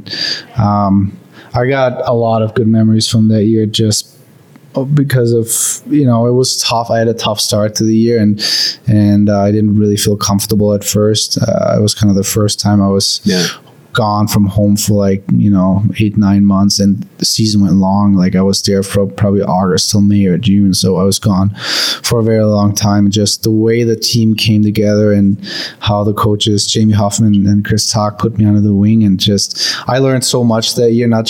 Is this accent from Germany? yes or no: yes; Germany; born or raised there; moved away